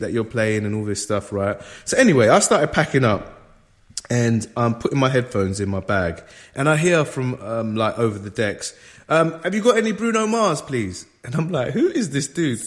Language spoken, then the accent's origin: English; London, United Kingdom; I grew up in London